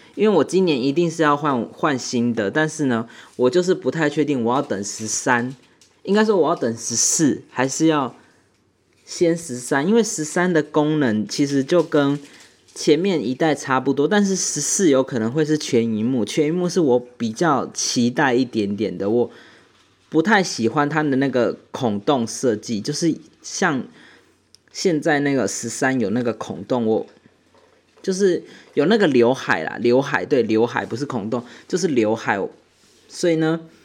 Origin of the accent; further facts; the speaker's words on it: Taiwan; 我们台湾人